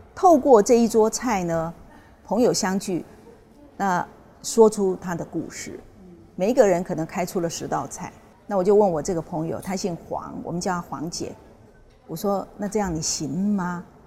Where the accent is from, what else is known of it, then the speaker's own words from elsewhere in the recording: Taiwan; 我们台湾那边是这样